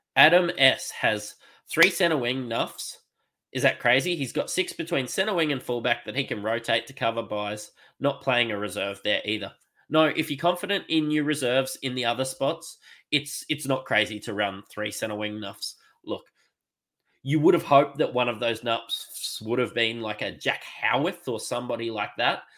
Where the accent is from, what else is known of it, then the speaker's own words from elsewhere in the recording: Queensland, Australia; as a Queenslander um, and a Broncos fan